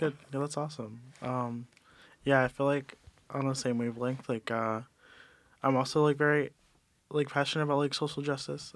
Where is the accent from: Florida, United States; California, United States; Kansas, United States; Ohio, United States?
Ohio, United States; Cleveland; moved away; also born or lived in New York; I'm from Cleveland, Ohio, uh, but I grew up in New York for some time